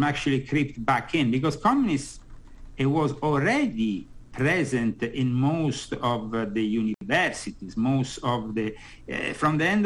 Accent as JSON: {"language": "English", "town": "Rome", "region": "Lazio", "country": "Italy", "tie": "born or raised there", "moved": "as an adult", "lives_now": "United States", "said": "I've been born and brought up in the Catholic world in Rome."}